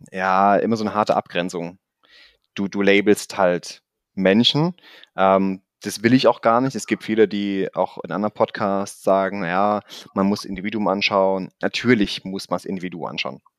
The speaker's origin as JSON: {"language": "German", "country": "Germany", "accent": "mix of Swabian and Rhenish", "lives_now": "Stuttgart, Germany", "said": "deswegen ist so mein Dialekt zwischen Schwäbisch manchmal und Rheinländisch und kann aber auch Hochdeutsch sprechen."}